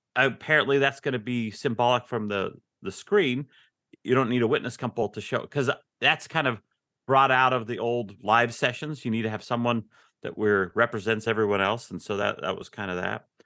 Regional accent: Ogden, Utah, United States; moved away as an adult; now in Texas, United States; I grew up in Ogden, Utah

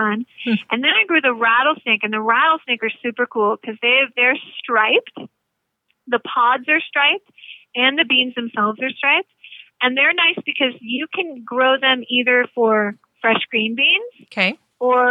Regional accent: Atlanta, Georgia, United States; now in California, United States; I grew up in Atlanta

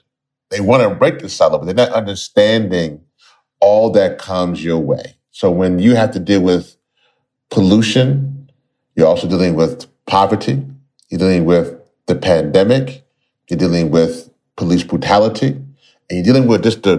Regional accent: Louisiana, United States; my parents are from Trinidad. They came here to Louisiana, which is where I spent a good bit of my life and time. And so, you know, Louisiana is my home state

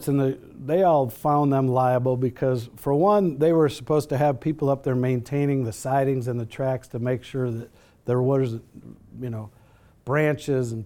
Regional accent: Chicago, Illinois, United States; moved away as an adult; also born or lived in Minnesota; now in Colorado, United States; I grew up in Chicago

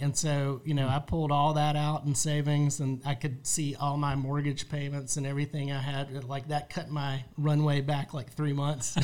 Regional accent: Charlotte, North Carolina, United States; moved away as an adult; also born or lived in Raleigh, North Carolina / Cary, North Carolina / Gwinnett County, Georgia; now in Georgia, United States; I'm a North Carolina guy, born yeah. and raised in Charlotte

